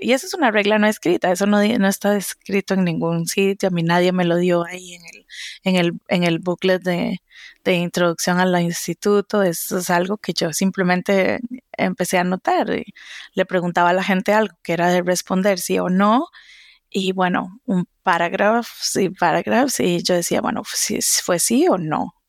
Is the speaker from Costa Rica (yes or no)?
yes; Costa Rica; moved away as an adult; also born or lived in Seville / France; now in Boston, United States; soy de Costa Rica